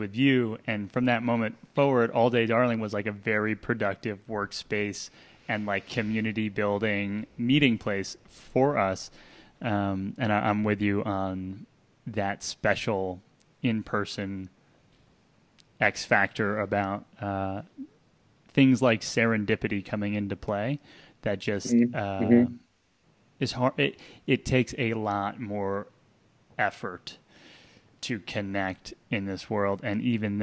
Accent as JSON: {"language": "English", "region": "New Jersey", "country": "United States", "tie": "born or raised there", "also_born_or_lived": "New York", "moved": "yes", "lives_now": "Asheville, United States", "said": "I grew up in New Jersey"}